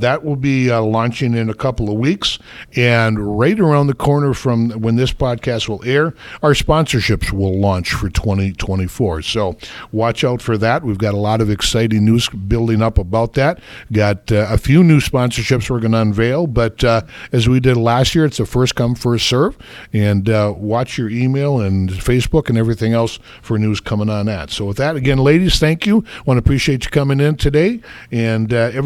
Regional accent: Wisconsin, United States; also born or lived in Colorado; I was from Wisconsin

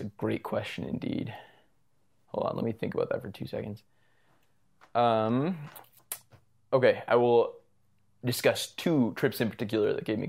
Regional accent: Calgary, Alberta, Canada; I was born here in Calgary. Yeah. Born and mostly raised. Actually entirely raised.

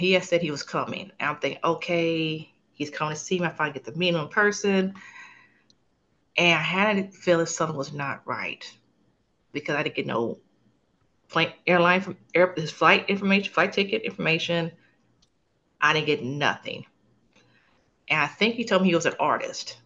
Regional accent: Los Angeles, California, United States; moved away as an adult; now in San Antonio, United States; I am originally from Los Angeles, California. Currently live in Texas.

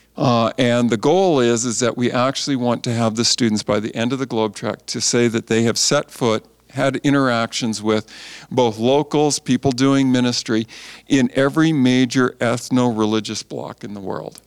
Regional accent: Canada; also born or lived in California; just did the normal growing up in Canada kind of thing

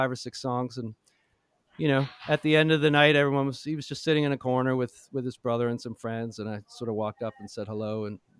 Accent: Toronto, Ontario, Canada; now in Nashville, United States; I grew up in Toronto

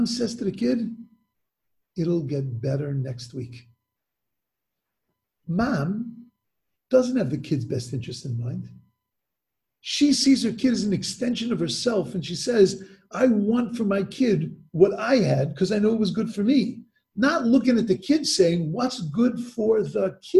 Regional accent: United States; as an American

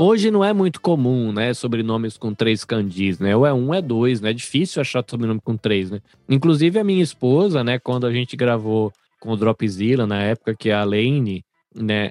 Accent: Brazil; now in Japan; enquanto brasileiro que sou

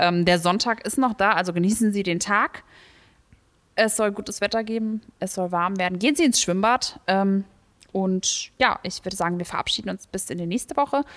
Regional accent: Leusel, Hesse, Germany; Ich komme aus Leusel

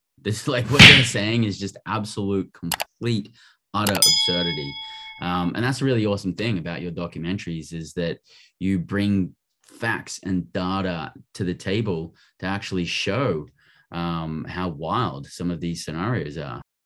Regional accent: Australia; also born or lived in United Kingdom; now in United States; I grew up in Australia

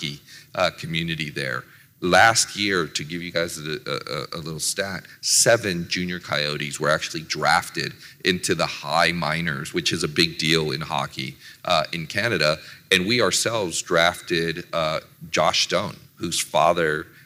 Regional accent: San Jose, California, United States; moved away as an adult; now in Arizona, United States; I grew up in San Jose.

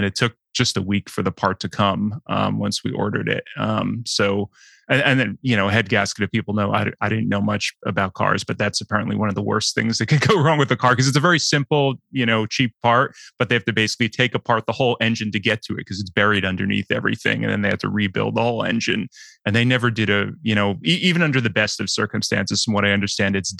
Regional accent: United States; as an American

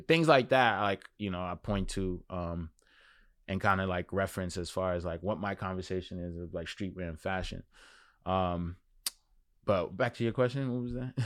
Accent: New York City, New York, United States; also born or lived in Crown Heights, Brooklyn; I was born in Crown Heights, Brooklyn, and grew up in Flatbush, and now I'm in Clinton Hill.

